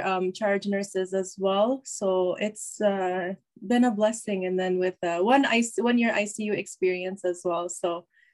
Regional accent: Chicago, Illinois, United States; I was born in Chicago, Illinois, which is the Midwest, USA.

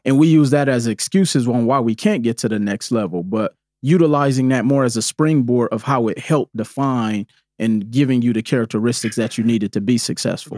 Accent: Milwaukee, Wisconsin, United States; growing up in Milwaukee

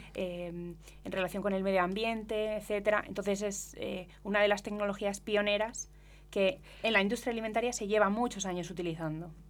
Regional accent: Spain; en España tenemos el quejigo también

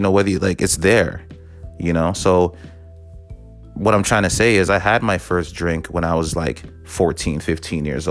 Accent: Toronto, Ontario, Canada; I'm from the city, you know, I'm from Toronto

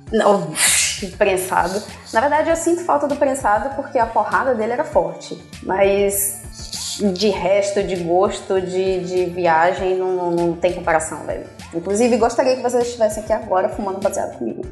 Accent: Bahia, Brazil; moved away as an adult; also born or lived in Ireland; now in Portugal; Eu Sou, sou brasileira, sou baiana

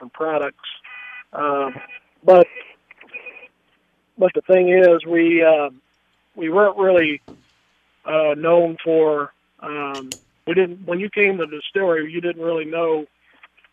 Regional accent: Kentucky, United States; I'm from Kentucky.

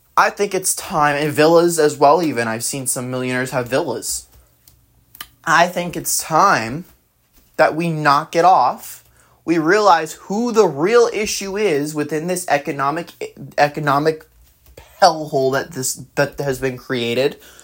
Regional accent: New Jersey, United States; also born or lived in California; I was born and mostly raised in New Jersey.

